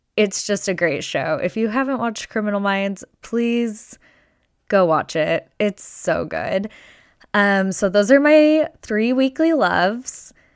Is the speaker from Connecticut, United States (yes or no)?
no; Las Vegas, Nevada, United States; now in Arizona, United States; I am born and raised in Las Vegas, and I'm many generations deep from Las Vegas and from Nevada.